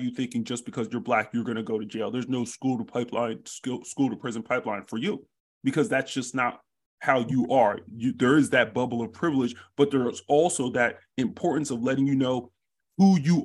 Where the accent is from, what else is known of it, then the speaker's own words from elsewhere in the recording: United States; I was born and raised here. And so I am more American than I am Nigerian